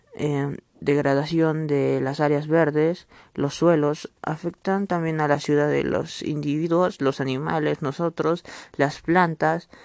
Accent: Mazuko, Madre de Dios, Peru; soy de Madre Dios Mazuco

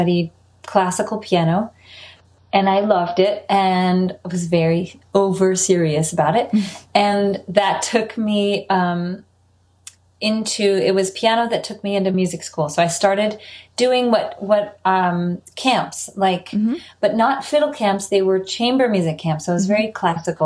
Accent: Middlebury, Vermont, United States; moved away; also born or lived in California; growing up in Vermont

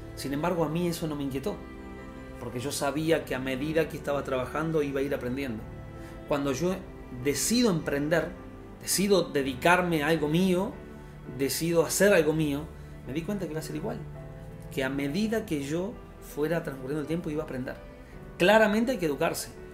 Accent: Uruguay; moved away; soy de Uruguay

